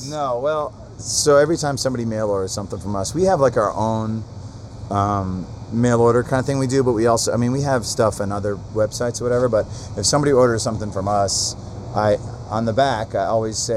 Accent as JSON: {"language": "English", "town": "Atlanta", "region": "Georgia", "country": "United States", "said": "We're from Atlanta."}